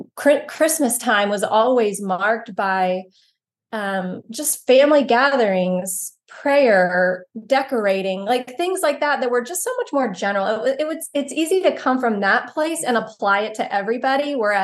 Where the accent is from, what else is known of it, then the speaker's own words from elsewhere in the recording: Texas, United States; So we're very Southern, and I grew up in East Texas.